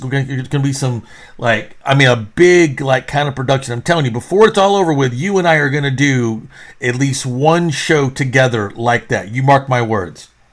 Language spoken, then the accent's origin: English; Texas, United States; also born or lived in New York; I am actually from Texas